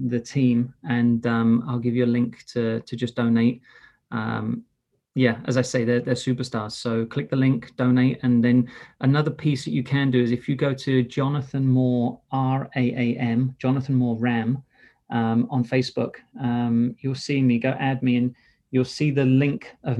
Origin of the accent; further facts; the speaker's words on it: England, United Kingdom; I'm English